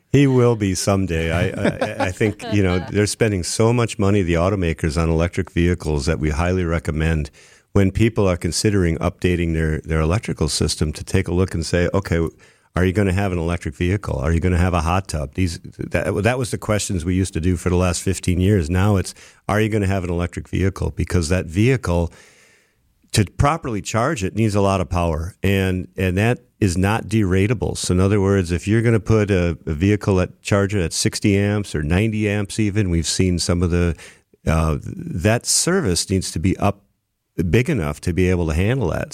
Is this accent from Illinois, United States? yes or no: no; Brookfield, Wisconsin, United States; also born or lived in Milwaukee; I grew up in Brookfield, and then I, I moved into the city